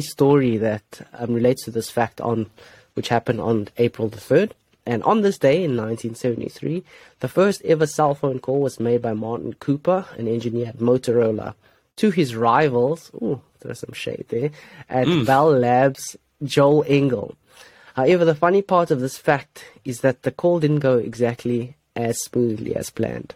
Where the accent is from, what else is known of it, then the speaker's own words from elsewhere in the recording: South Africa; as a South African